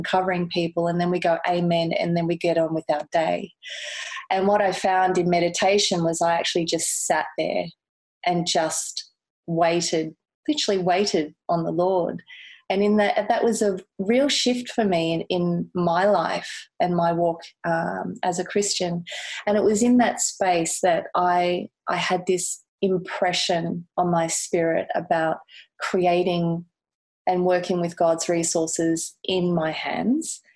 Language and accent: English; Gold Coast, Queensland, Australia; also born or lived in Kensington, Sydney; now in Sydney, Australia; I'm originally from the Gold Coast in Queensland. So, but I've been down here for over 23 years.